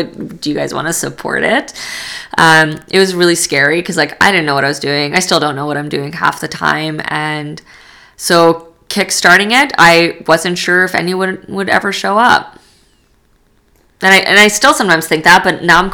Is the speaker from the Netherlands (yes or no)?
no; Edmonton, Alberta, Canada; also born or lived in Poland; I'm not from here originally. I was born in Poland. I grew up in Edmonton